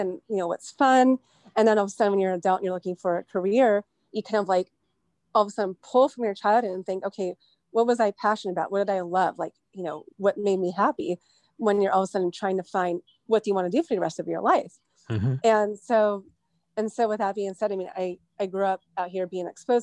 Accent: Westlake Village, California, United States; I was born in Westlake Village, and that's where I grew up

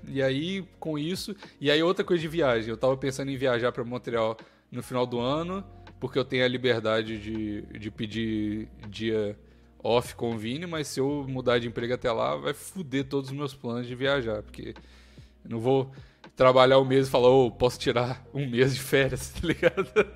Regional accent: Brazil; moved away; brasileiro, com um sotaque maluco em inglês

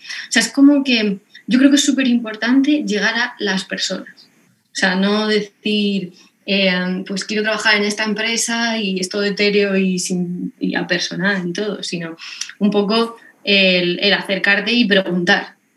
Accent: Lorca, Region of Murcia, Spain; yo soy murciana, soy de Lorca

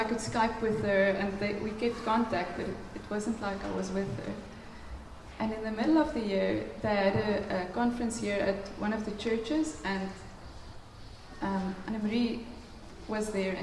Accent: near Pretoria North, Gauteng, South Africa; moved away; I come from Pretoria North, guys. You know, there, it's rough. It's, well, not from Pretoria, just next to Pretoria North.

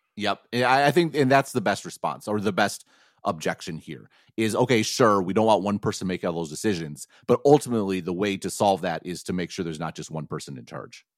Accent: Madison, Wisconsin, United States; people like me could grow up in a city like Madison

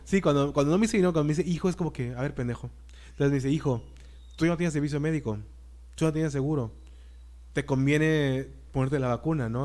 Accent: Mexico; somos mexicanos

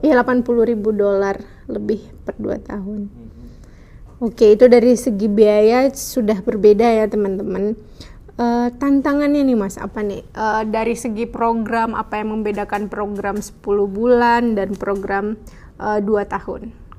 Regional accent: Indonesia; kita dari Indonesia

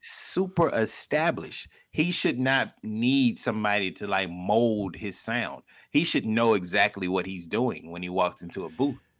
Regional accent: Montgomery, Alabama, United States; moved away; I'm from Montgomery

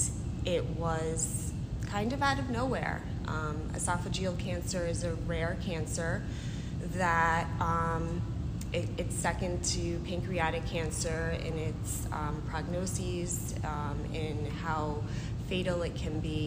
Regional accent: New York City, New York, United States; moved away as an adult; now in Albany, United States; I grew up in Brooklyn.

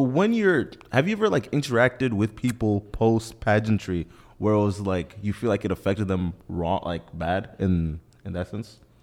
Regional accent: Nigeria; being Nigerian

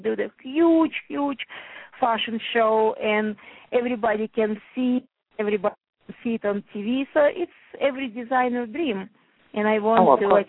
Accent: New Jersey, United States; I'm from New Jersey. My shop in Madison, New Jersey, it's a Morris County, so it's north part of Jersey, but very close to the city.

